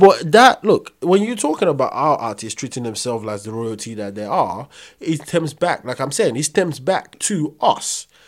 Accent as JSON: {"language": "English", "country": "Nigeria", "said": "I'm Nigerian"}